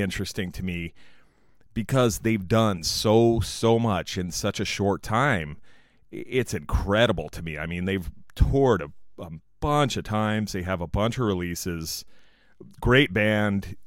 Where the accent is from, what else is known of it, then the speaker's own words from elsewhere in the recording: San Diego, California, United States; San Diego, California, my hometown